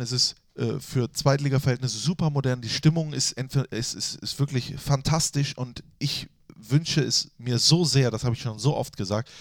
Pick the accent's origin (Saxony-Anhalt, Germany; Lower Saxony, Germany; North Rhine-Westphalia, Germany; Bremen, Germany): North Rhine-Westphalia, Germany; Düsseldorf; Ich bin ja in Düsseldorf-Flingern aufgewachsen